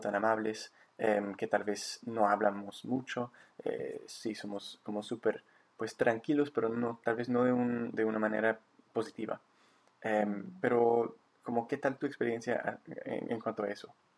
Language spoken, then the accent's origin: Spanish; Victoria, British Columbia, Canada; also born or lived in Bogotá, Colombia; aquí de nuevo en mi, en mi ciudad natal